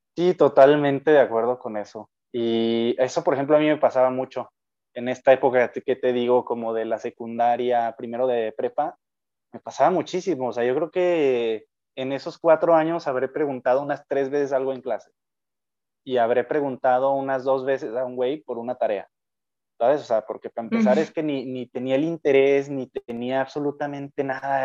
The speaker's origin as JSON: {"language": "Spanish", "town": "Lagos de Moreno", "region": "Jalisco", "country": "Mexico", "also_born_or_lived": "León, Guanajuato", "said": "soy de Jalisco, de Lagos de Moreno."}